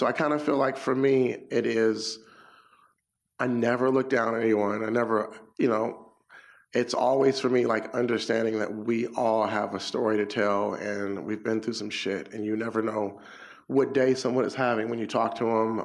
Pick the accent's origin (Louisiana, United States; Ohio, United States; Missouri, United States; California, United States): California, United States; Inglewood; I'm from Inglewood. Inglewood. It's a you know a black suburb